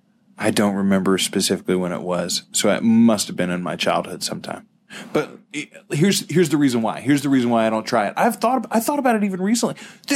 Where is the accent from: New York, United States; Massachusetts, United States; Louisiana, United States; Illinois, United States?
Louisiana, United States; we are from Louisiana.